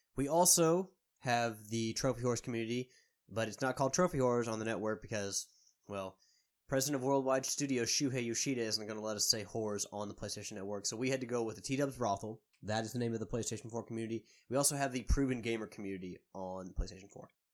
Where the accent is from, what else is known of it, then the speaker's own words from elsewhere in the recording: Louisville, Kentucky, United States; I am from Louisville